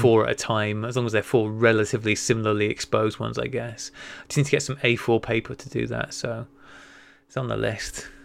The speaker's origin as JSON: {"language": "English", "region": "North Wales", "country": "United Kingdom", "tie": "born or raised there", "said": "as somebody who grew up in North Wales"}